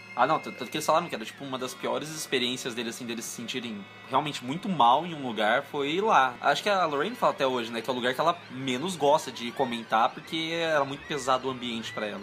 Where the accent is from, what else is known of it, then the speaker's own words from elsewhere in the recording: Jundiaí, São Paulo, Brazil; em Jundiaí onde eu nasci